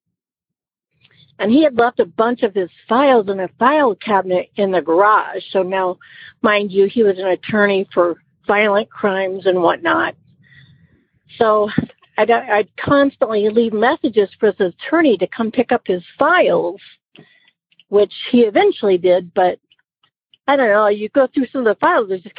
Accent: Iowa, United States; moved away as an adult; now in Georgia, United States; I am calling from Georgia. I'm originally from Iowa

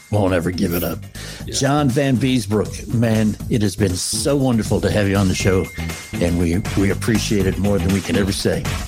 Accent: Northeast, United States; you and I, you know, we grew up in in the Northeast

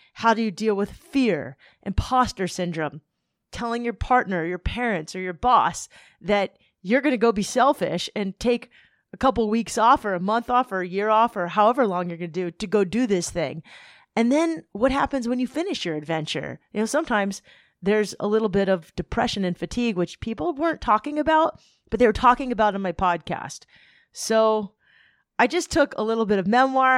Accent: Southern California, United States; I'm from Southern California

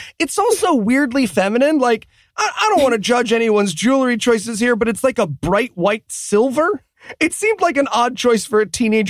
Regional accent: Massachusetts, United States; I'm from Massachusetts, so we also need to not declare dibs on our brother's sloppy seconds.

